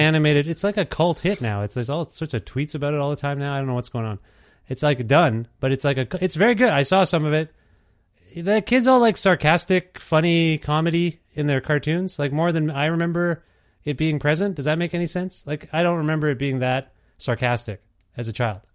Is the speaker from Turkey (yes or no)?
no; Canada; I'm first generation, uh, Canadian here